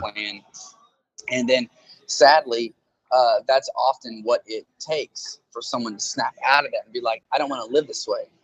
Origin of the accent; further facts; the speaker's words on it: Tulsa, Oklahoma, United States; my hometown here in Tulsa